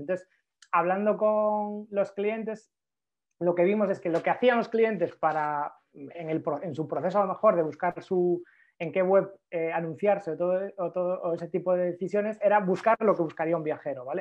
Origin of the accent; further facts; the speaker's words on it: Galicia, Spain; soy gallego